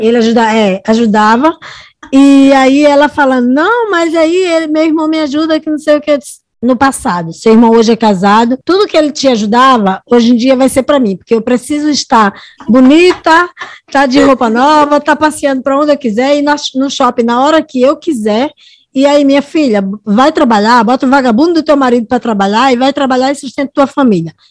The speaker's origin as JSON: {"language": "Portuguese", "town": "Natal", "region": "Rio Grande do Norte", "country": "Brazil", "also_born_or_lived": "Santos", "moved": "as an adult", "said": "eu sou do Natal, Rio Grande do Norte"}